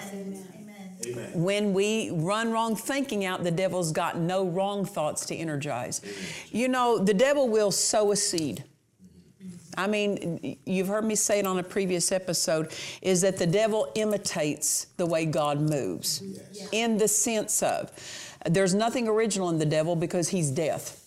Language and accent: English; Southwest Oklahoma, United States; I'm from Southwest Oklahoma, so these colloquial things we understand